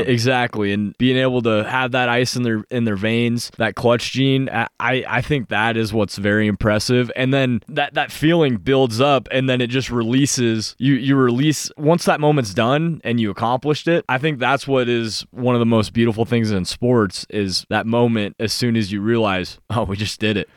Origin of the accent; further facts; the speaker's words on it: Montana, United States; moved away; my home state team